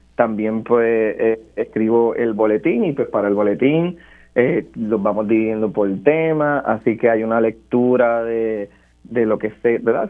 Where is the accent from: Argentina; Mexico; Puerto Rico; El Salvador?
Puerto Rico; Barranquitas; yo soy de Barranquitas